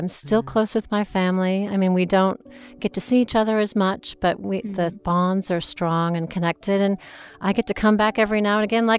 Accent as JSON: {"language": "English", "country": "United States", "lives_now": "United Kingdom", "said": "I mean, I play being the American because it's I can be loud and outgoing and trying to make friends."}